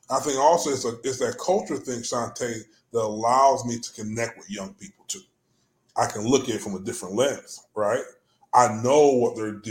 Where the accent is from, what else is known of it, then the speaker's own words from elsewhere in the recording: Jamaica; It was the same thing in growing up in Jamaica. You had to respect people for their language and culture